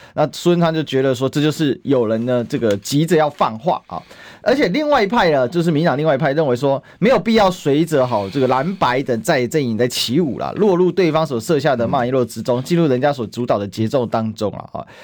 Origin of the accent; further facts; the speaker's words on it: Taiwan; 用我们台湾话讲叫locomoya啦